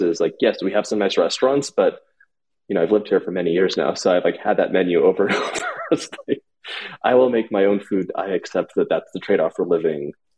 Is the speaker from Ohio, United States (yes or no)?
no; Los Angeles, California, United States; I grew up in Los Angeles